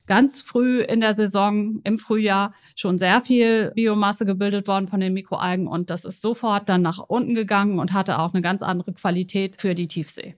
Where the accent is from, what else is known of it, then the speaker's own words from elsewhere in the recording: Weserbergland, Germany; moved away; wenn ich ins Weserbergland fahre, wo ich geboren bin